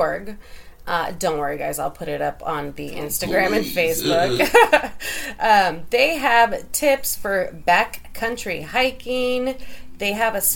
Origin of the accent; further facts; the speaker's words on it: San Francisco Bay Area, California, United States; I'm a native Bay Arean.